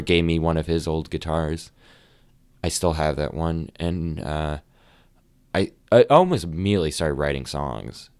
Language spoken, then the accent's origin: English; Amherst, New Hampshire, United States; also born or lived in Nashua, New Hampshire; now in Boston, United States; I actually grew up in a town called Amherst